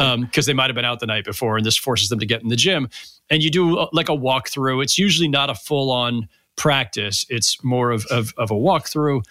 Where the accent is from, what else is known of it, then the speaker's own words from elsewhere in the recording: Bay Area, California, United States; I grew up in the Bay Area.